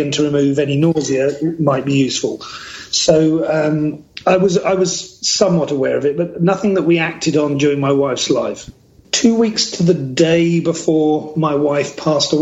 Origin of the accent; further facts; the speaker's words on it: United Kingdom; now in British Columbia, Canada; born and raised in the United Kingdom